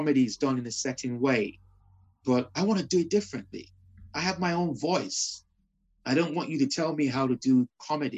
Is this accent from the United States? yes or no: no; Nigeria; moved away as an adult; also born or lived in Liverpool, United Kingdom; now in United Kingdom; when I was raised in Nigeria, I was raised under dictatorship rule